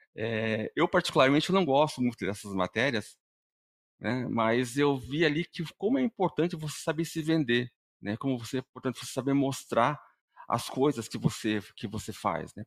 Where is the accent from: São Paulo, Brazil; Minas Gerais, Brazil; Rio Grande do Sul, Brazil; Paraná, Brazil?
Paraná, Brazil; eu sou aqui do Paraná mesmo